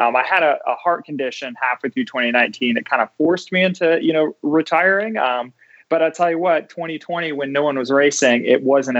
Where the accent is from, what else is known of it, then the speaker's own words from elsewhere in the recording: Holland, Michigan, United States; I grew up in Holland, Michigan